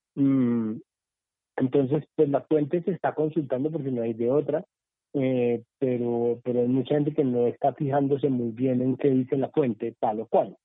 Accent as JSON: {"language": "Spanish", "country": "Colombia"}